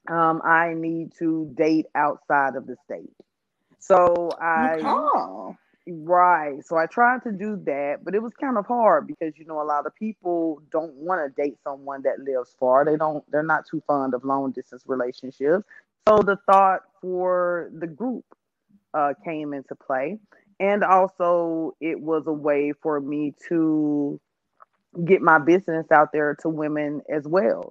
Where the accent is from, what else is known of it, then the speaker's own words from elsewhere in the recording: Louisiana, United States; now in Dallas, United States; I'm from Louisiana, but I moved to Texas, the Dallas area, DFW